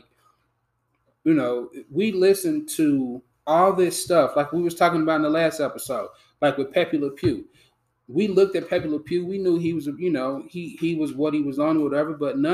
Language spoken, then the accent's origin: English; United States; also born or lived in Silverton; I grew up in Kennedy Heights